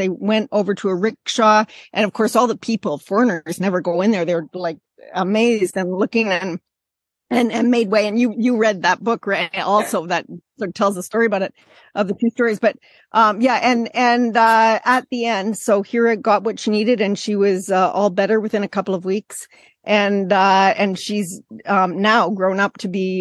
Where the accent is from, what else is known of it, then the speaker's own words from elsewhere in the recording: Canada; moved away as an adult; also born or lived in Bangladesh; as a Canadian